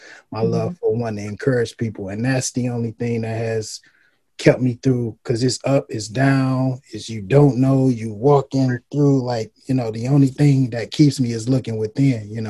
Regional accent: Detroit, Michigan, United States; moved away as an adult; also born or lived in Houston; I was born and raised in Detroit

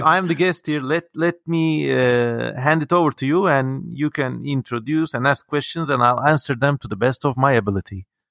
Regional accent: Ankara, Turkey; growing up in Turkey

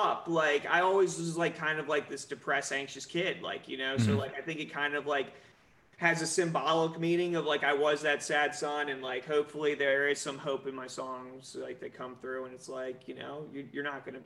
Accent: Southern Maryland, United States; we grew up in Southern Maryland.

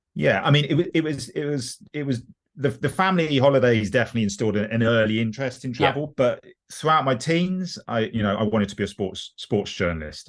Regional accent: London, United Kingdom; I grew up in um, southwest London. I mean, living in southeast London at the moment

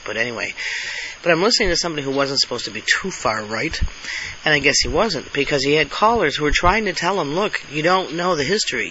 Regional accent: Buffalo, New York, United States; moved away; also born or lived in Alabama; I also on the way back from New York went to Buffalo because that was my hometown. I was living in Alabama at the time

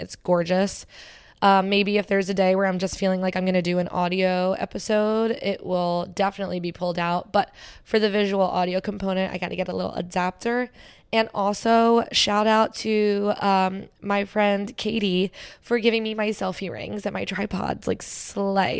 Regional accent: Cherry Hill, New Jersey, United States; also born or lived in Philadelphia; I grew up in Cherry Hill

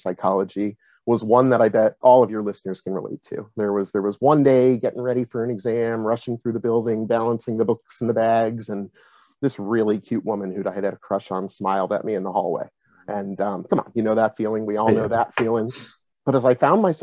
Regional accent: Massachusetts, United States; also born or lived in upstate New York; I'm originally from upstate New York, moved to Massachusetts pretty young, just in time to start school. And New England and Massachusetts is where I've spent most of my time.

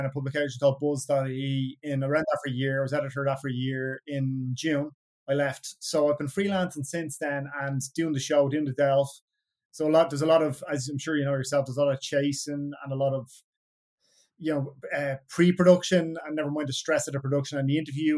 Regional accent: Dublin, Leinster, Ireland; I grew up in Coolock on the north side of Dublin, in a place called Mofew.

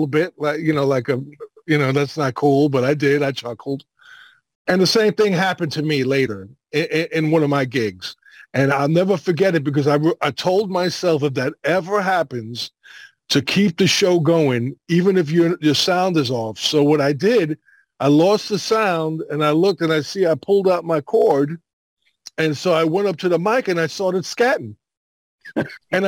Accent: New York City, New York, United States; I grew up in Brooklyn in the 60s

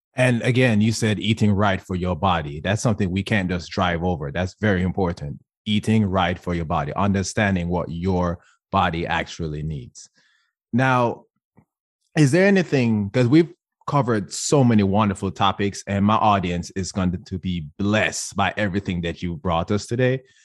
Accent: Jamaica; first language English; moved away as an adult; I was born and raised in Jamaica.

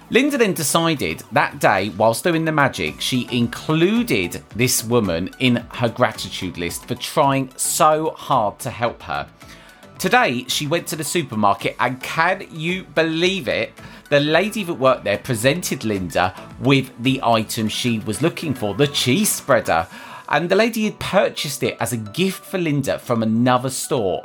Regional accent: United Kingdom; as British people

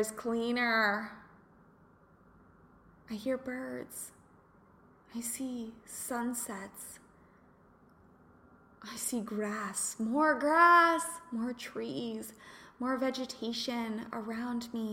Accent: Kansas, United States; moved away as an adult; also born or lived in California / Los Angeles, California; I'm from Kansas, went to California

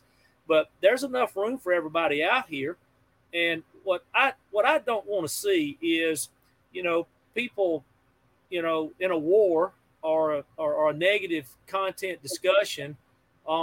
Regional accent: Pearl, United States; I'm a kid from Pearl

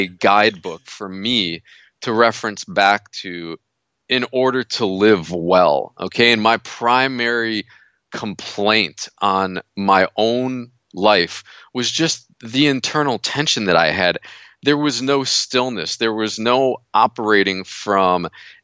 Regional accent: United States; moved away; I'm from New York originally

